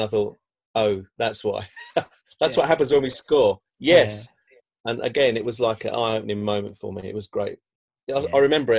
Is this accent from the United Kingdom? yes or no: yes; London, United Kingdom; You know, I grew up in South East London